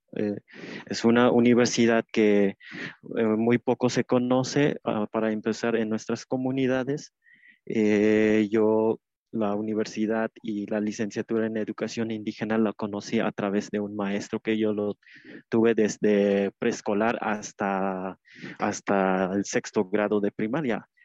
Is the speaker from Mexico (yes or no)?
yes; Tenejapa, Chiapas, Mexico; Spanish is a second language; now in Mexico City, Mexico; allá en Chiapas, en Tenejapas, tiene un español que donde pues le llamamos de distinta forma a una cosa